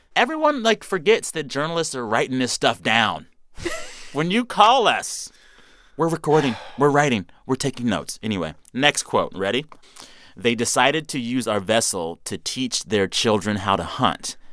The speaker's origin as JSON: {"language": "English", "region": "Texas", "country": "United States", "said": "As a Texan"}